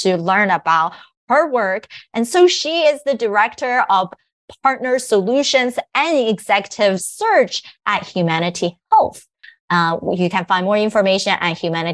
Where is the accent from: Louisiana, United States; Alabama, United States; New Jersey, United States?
New Jersey, United States; I grew up in New Jersey